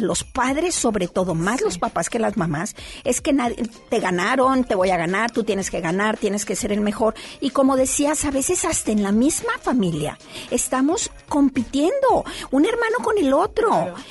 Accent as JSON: {"language": "Spanish", "town": "Torreón", "region": "Coahuila", "country": "Mexico", "moved": "yes", "lives_now": "Monterrey, Mexico", "said": "Yo soy de fuera, Lore, yo vengo de Torreón"}